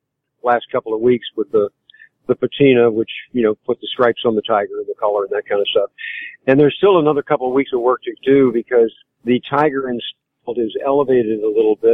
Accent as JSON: {"language": "English", "town": "St. Louis", "region": "Missouri", "country": "United States", "said": "I am. I'm from St. Louis."}